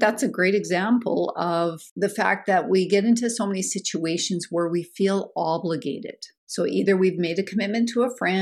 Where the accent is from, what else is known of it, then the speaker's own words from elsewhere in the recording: Canada; speaking as a Canadian, being nice and feeling obligated to do things is kind of ingrained and programmed in us